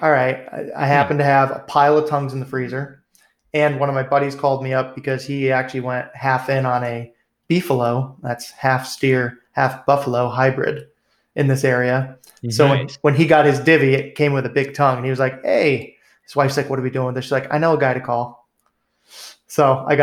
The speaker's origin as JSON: {"language": "English", "region": "New England", "country": "United States", "tie": "born or raised there", "moved": "yes", "said": "growing up in New England"}